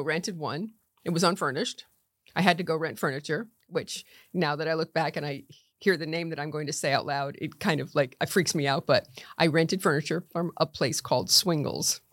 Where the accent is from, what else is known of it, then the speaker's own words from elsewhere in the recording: Norwalk, Connecticut, United States; moved away as an adult; now in Palm Beach County, United States; I was born in Norwalk, Connecticut, and I went to the same high school as my dad